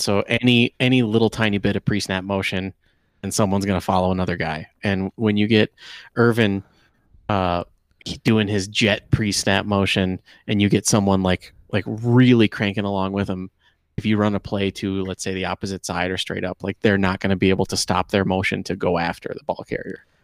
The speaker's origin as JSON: {"language": "English", "region": "Michigan", "country": "United States", "tie": "born or raised there", "said": "I grew up in Michigan"}